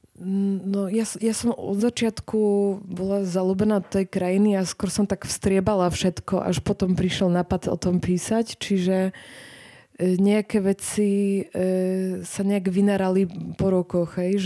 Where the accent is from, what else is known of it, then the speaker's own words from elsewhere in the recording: southern Poland, Poland; Slovak is a second language; moved away as an adult; now in Bratislava, Slovakia; ja som z juhu Polska